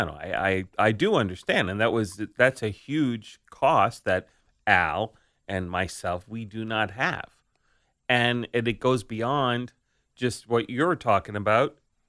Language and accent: English; Staten Island, New York, United States; I grew up in New York City, but it was Staten Island.